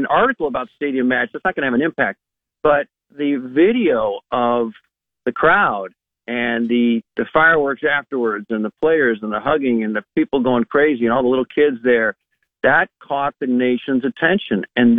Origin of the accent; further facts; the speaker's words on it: Lincoln, Nebraska, United States; Also, because I grew up in Lincoln, I never heard of volleyball growing up.